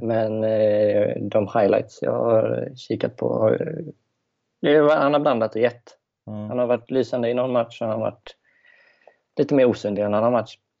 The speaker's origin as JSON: {"language": "Swedish", "area": "just outside Gothenburg", "region": "Västra Götaland", "country": "Sweden", "accent": "Göteborgska", "said": "Jag kommer strax utanför, utanför från Göteborg"}